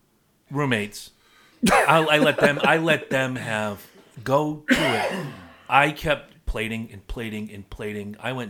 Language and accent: English; South Carolina, United States; I immigrated from South Carolina. You're right.